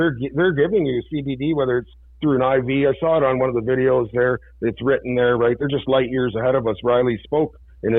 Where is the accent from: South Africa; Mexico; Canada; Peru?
Canada; Burlington, Ontario; now in London, Canada; I played with him growing up in Burlington